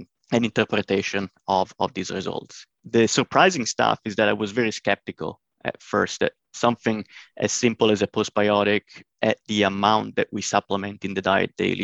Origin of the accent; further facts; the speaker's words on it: northern Italy, Italy; moved away as an adult; also born or lived in Illinois, United States; now in United States; I'm originally from Northern Italy, but I came in the US around 2014 to undergo my PhD studies at University of Illinois